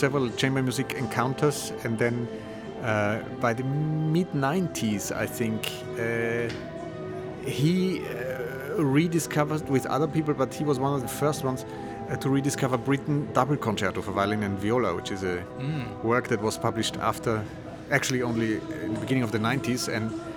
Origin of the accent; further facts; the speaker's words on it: Vienna, Austria; also born or lived in United States; I'm from Vienna and I studied in the States